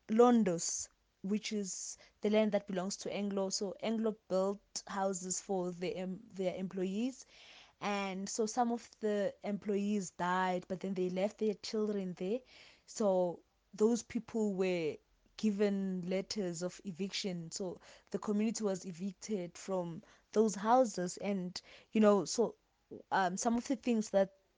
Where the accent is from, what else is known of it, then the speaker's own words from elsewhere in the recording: Emalahleni, Mpumalanga, South Africa; I am an activist from Mpumalanga in Emalahleni